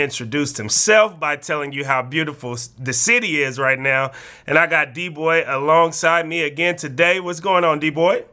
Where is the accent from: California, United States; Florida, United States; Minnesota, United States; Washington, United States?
California, United States; Bay Area; moved away; also born or lived in Oregon; we both knew we came from the Bay Area, a place where it can be hard to make it out